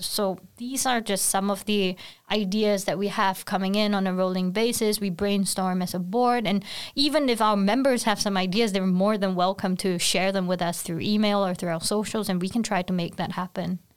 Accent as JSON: {"language": "English", "country": "Singapore", "moved": "yes", "lives_now": "Sweden", "said": "I'm from Singapore, very far away from Sweden"}